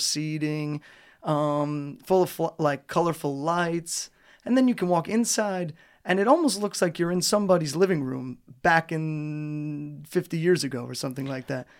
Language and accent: English; United States; moved away as an adult; now in Trnava, Slovakia; My hometown in America doesn't have a pedestrian center or a square in the middle of the town.